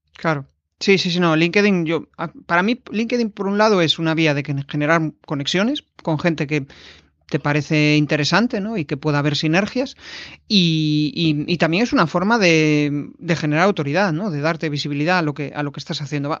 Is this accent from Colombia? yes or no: no; Galicia, Spain; now in Vigo, Spain; somos los dos gallegos, eh, nacimos en el, mismo, en el mismo ayuntamiento